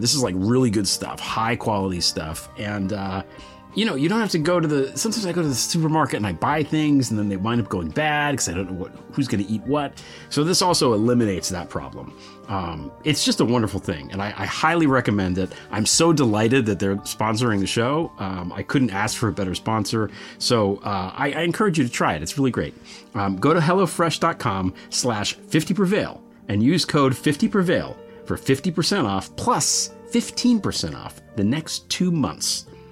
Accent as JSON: {"language": "English", "country": "United States", "said": "as an American"}